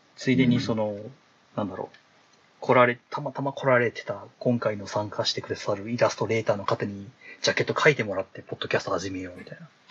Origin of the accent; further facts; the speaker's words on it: Kansai, Japan; 関西で生まれて、関西で育ってる人間なんで